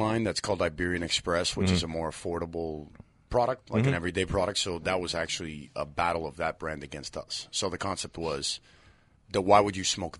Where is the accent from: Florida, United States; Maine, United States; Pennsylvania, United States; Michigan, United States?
Florida, United States; Miami